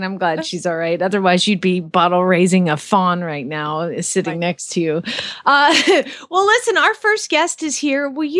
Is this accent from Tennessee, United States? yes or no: no; Atlanta, Georgia, United States; now in Phoenix, United States; I'm from Atlanta and the traffic was so bad there